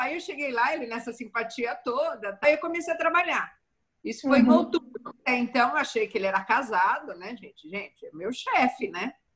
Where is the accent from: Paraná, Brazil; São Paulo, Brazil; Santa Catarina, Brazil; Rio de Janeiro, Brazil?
São Paulo, Brazil; Santo André; eu sou da ABC Paulista de Santo André